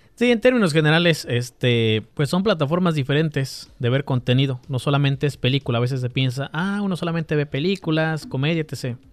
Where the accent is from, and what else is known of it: Mexico